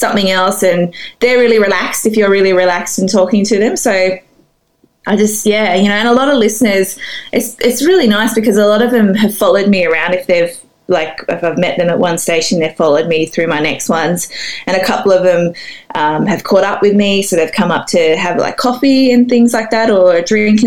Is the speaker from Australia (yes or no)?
yes; Sydney, New South Wales, Australia; I grew up in Sydney